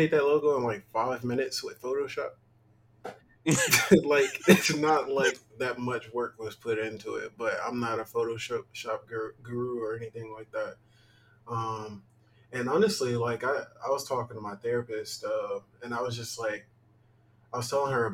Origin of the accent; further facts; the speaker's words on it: Mississippi, United States; we're both from Mississippi